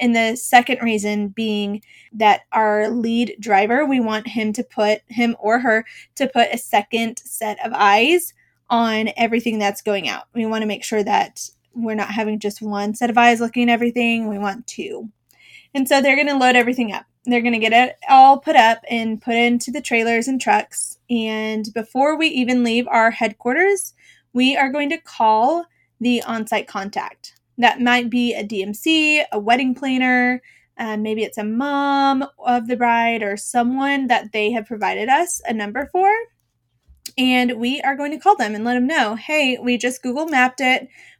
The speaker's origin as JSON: {"language": "English", "town": "Boston", "region": "Massachusetts", "country": "United States", "tie": "born or raised there", "lives_now": "Dallas, United States", "said": "I grew up in Boston, Massachusetts. It's been about almost 20 years since I've lived away from there, so clearly my accent is gone."}